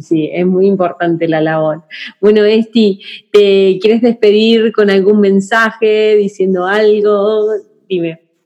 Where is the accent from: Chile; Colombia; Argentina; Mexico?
Argentina; moved away; yo nací en Argentina